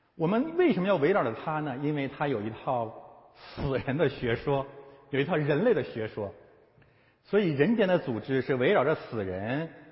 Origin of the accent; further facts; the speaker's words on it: China; 我们中国人